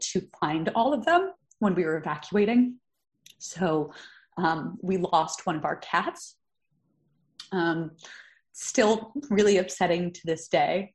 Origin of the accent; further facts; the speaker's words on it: Chicago, Illinois, United States; also born or lived in New York; now in California, United States; I'm originally from Chicago, lived in New York for over a decade